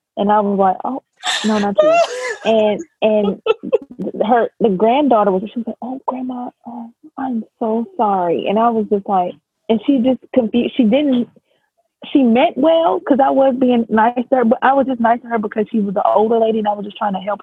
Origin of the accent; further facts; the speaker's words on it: New York City, New York, United States; moved away; also born or lived in the South (US); I'm from New York.